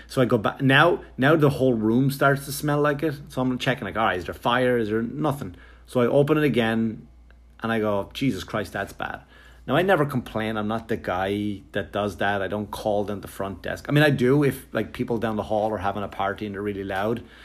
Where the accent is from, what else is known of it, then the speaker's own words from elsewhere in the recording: Wexford, Leinster, Ireland; me growing up in Wexford, Ireland